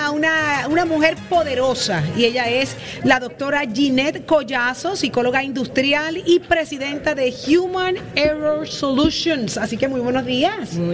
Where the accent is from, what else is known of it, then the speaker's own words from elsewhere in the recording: Puerto Rico; nos llena de mucho orgullo como puertorriqueña.